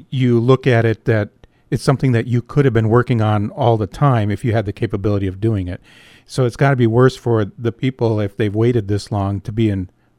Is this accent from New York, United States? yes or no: no; Escanaba, Michigan, United States; Michigan's Upper Peninsula is my home and Escanaba is my hometown.